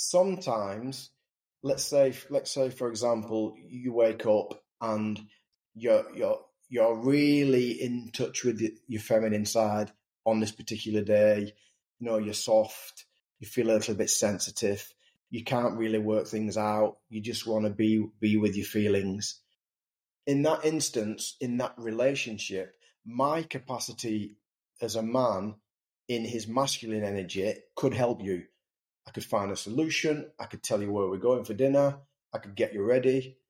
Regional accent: England, United Kingdom; And I just wonder, I'm English, I wonder if, number one, the English team are rooted to a really deep sense of purpose.

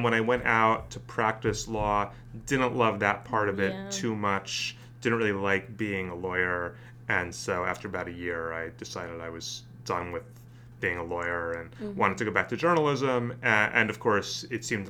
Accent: suburban North Jersey, New Jersey, United States; now in Washington, D.C., United States; I grew up in New Jersey, in suburban North Jersey, right outside New York

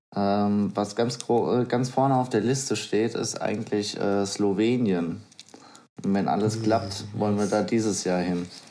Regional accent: Bad Homburg, Hesse, Germany; also born or lived in Gonsenheim; ich bin ja schon in Bad Homburg aufgewachsen, ähm, eher Richtung Kirdorf, hat aber zur Stadtmitte gehört

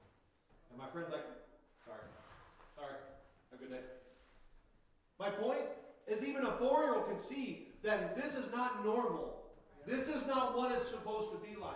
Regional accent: Minnesota, United States; I'm still Minnesotan, even though I'm on the Caribbean islands

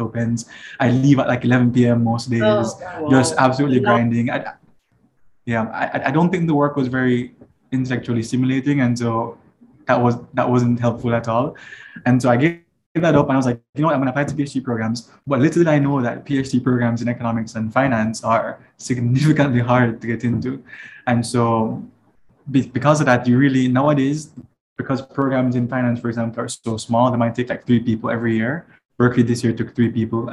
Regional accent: Kingston, Jamaica; now in California, United States; I grew up in Jamaica, of course. I'm very much Jamaican

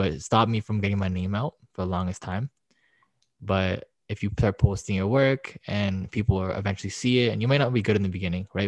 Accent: Toronto, Ontario, Canada; I'm from Toronto.

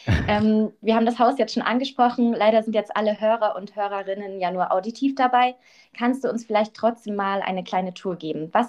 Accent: Berlin, Germany; Passt natürlich sehr praktisch als Berlinerin, da mal vorbeizuschauen.

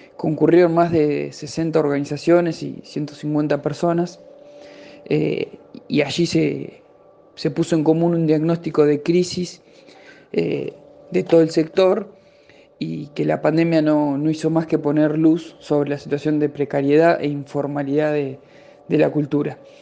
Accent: Buenos Aires, Argentina

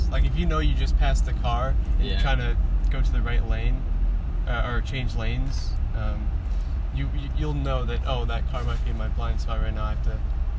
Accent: Geneva, United States; also born or lived in Thornwood; I was born in Geneva, but we still had a house in Thornwood.

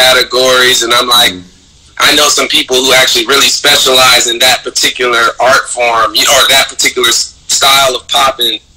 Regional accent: the South, United States; also born or lived in Miami / Philadelphia; growing up in the South

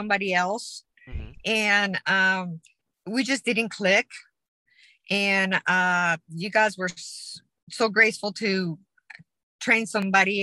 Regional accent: Colombia; English is a second language; moved away as an adult; now in United States; I'm from Colombia, South America. I came to the States to learn English

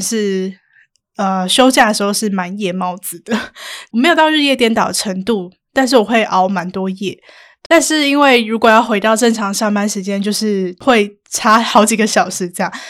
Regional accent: Kaohsiung, Taiwan; moved away; 回高雄就是那个心情真的是会放松很多

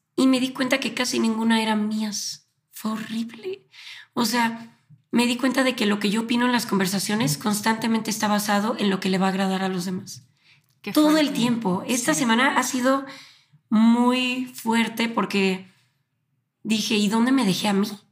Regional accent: Guadalajara, Jalisco, Mexico; also born or lived in Argentina; now in Mexico City, Mexico; soy de Guadalajara, pero eh, actualmente estoy viviendo en la Ciudad de México por mi trabajo

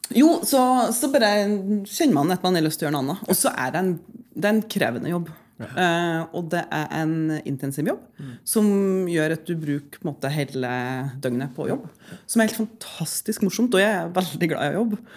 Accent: Lierne, Trøndelag, Norway; bodde jo og vokste opp på en ganske hva skal jeg si, eh, avsidesliggende plass eh, hjemme i Lierne

